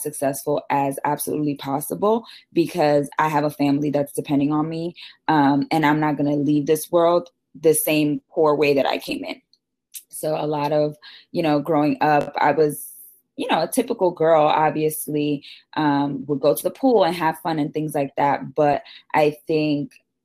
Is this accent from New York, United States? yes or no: yes; New York City, New York, United States; also born or lived in Syracuse, New York; I was born and raised in the Bronx, went to school at Syracuse in New York. So I'm a typical New York girl